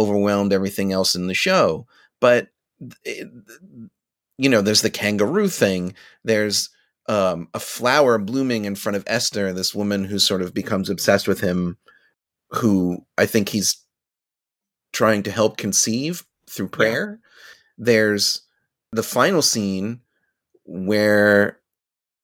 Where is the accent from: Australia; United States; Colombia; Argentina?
United States; Long Island, New York; growing up where I grew up on Long Island, there's a certain amount of Italianness and Jewishness that you absorb as an Irish person on Long Island